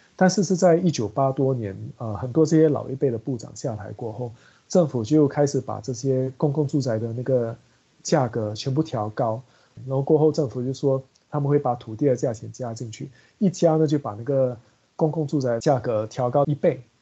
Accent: Singapore; 我们新加坡人

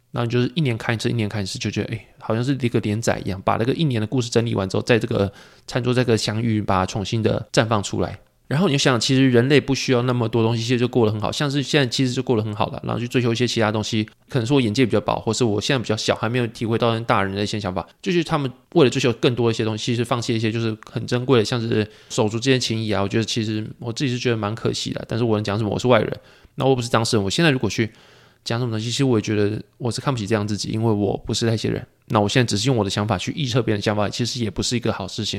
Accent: Pingtung County, Taiwan; 初一、初二在屏东，就是家里过

